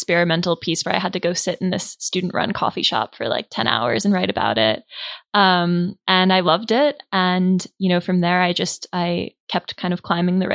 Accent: East Coast, United States; moved away as an adult; now in Flathead Valley, Montana, United States; I'm from the East Coast and I had never really been out west before

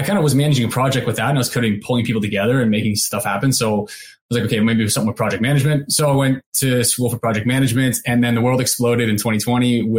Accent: Canada; I went back home to Canada

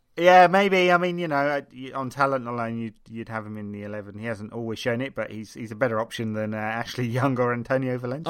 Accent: England, United Kingdom; being English

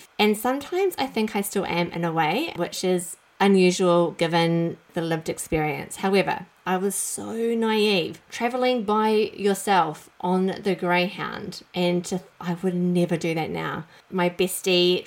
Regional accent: New Zealand; I grew up in New Zealand, as you might be able to tell from my accent

